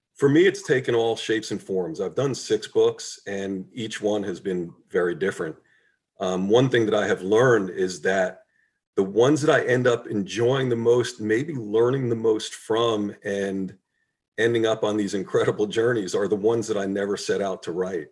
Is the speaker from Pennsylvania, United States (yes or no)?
no; Port Chester, New York, United States; I used to pick up books at the library in Port Chester, New York, where I grew up